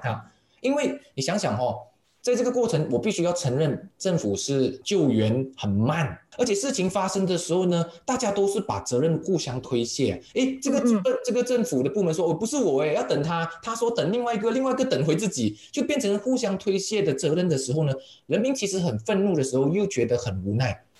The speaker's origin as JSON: {"language": "Chinese", "country": "Malaysia", "said": "我们的马来西亚的华人哦，我们已经嗯。扎根了三四代了"}